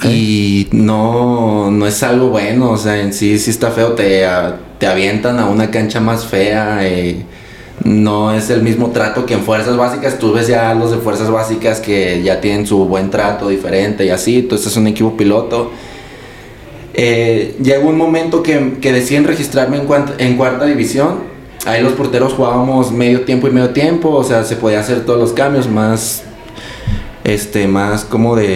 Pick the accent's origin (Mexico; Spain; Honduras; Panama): Mexico; Guadalajara, Jalisco; yo soy de Guadalajara.